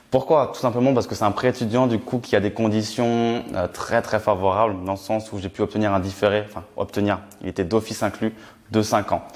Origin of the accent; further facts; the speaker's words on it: Reims, Grand Est, France; je suis originaire de Reims, dans la Champagne